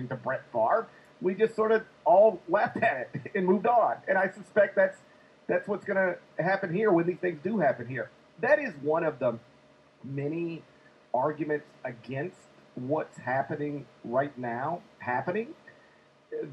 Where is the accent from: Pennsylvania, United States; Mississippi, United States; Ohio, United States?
Mississippi, United States; I'm from Mississippi, the first college graduate in my family.